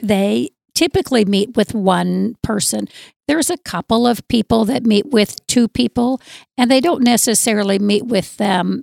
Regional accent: Southern Arizona, United States; moved away as an adult; now in North Dakota, United States; I'm originally from Southern Arizona and enjoy being here in North Dakota

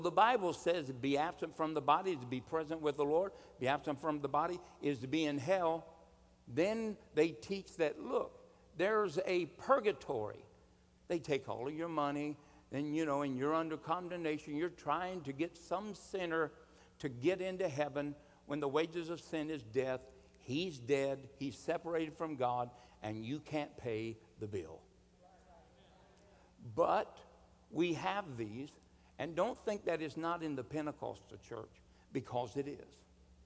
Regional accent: United States; I am a Christian, born as an American

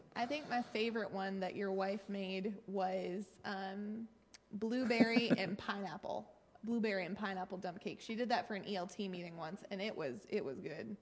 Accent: Maine, United States; I am from Maine

